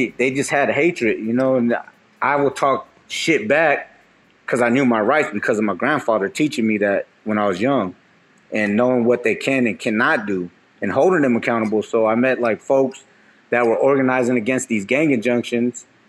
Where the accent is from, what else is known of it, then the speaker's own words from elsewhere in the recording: Oakland, California, United States; growing up in Oakland